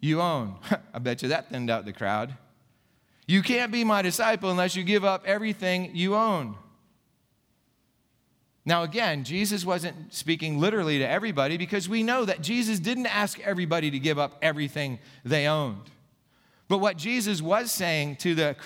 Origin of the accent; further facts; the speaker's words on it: Gipsy, Pennsylvania, United States; now in Saxonburg, United States; when I was a little kid growing up in Gypsy, Pennsylvania